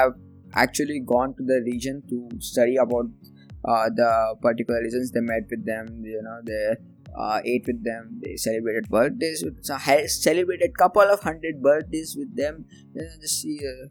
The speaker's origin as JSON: {"language": "English", "country": "India", "said": "I am from India, and being in India"}